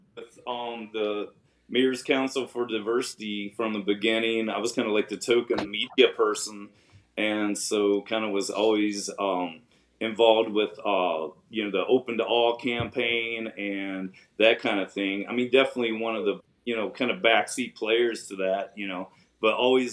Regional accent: Franklin Furnace, Ohio, United States; moved away as an adult; also born or lived in Nashville, Tennessee / Clarksville, Tennessee / Chillicothe, Ohio / Kentucky; now in Huntington, United States; where I grew up in Southern Ohio

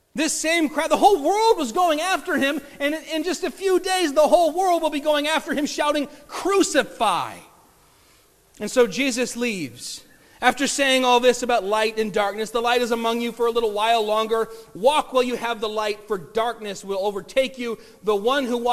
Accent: Bay City, Michigan, United States; Aaron and I grew up in Bay City, which is like 98.9 or something percent Polish Catholic

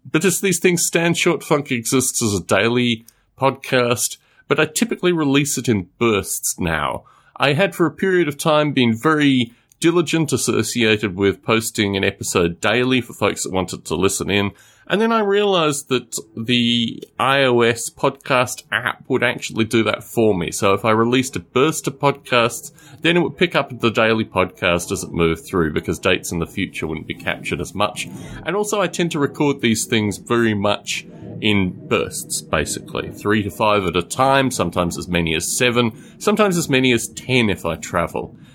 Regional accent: Australia; born there; also born or lived in United Kingdom; I was born in Australia. I lived in the UK for about four years over the past.

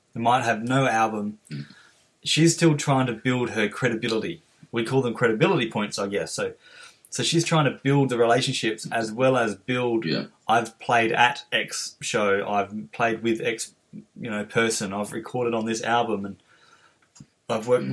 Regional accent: Adelaide, South Australia, Australia; from Adelaide

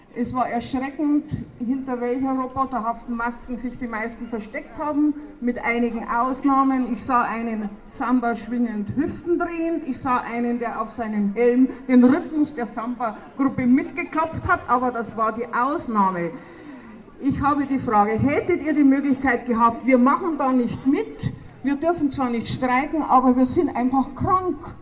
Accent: Oberau, Bavaria, Germany; bei uns in Oberau

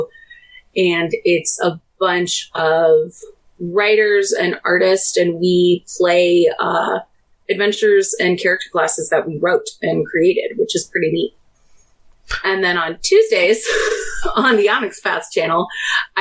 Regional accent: Chicago, Illinois, United States; moved away; I'm from Chicago. I don't live there anymore

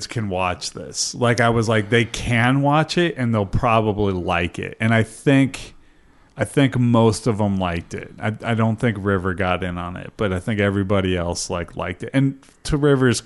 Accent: Coos Bay, Oregon, United States; the McCullough Bridge where I grew up in Coos Bay

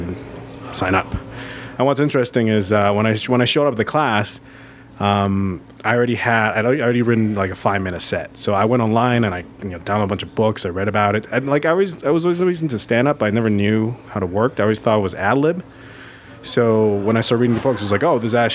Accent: Vancouver, British Columbia, Canada; also born or lived in Taiwan; I'm from Vancouver, British Columbia.

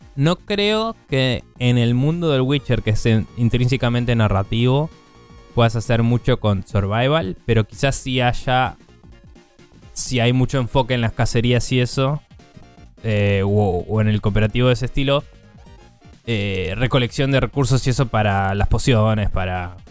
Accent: Argentina; yo como argentino

